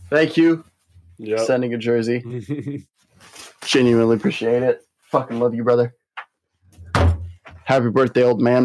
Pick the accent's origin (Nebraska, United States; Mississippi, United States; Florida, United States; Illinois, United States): Nebraska, United States; also born or lived in Iowa; I've lived in Nebraska my entire life